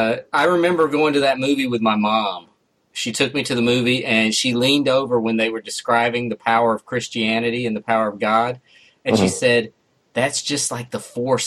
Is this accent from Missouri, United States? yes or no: yes; Missouri, United States; we're from Missouri